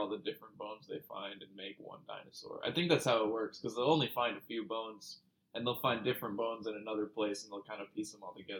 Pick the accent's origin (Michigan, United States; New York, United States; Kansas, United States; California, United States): Michigan, United States; I'm from Michigan. That's how we talk, bro.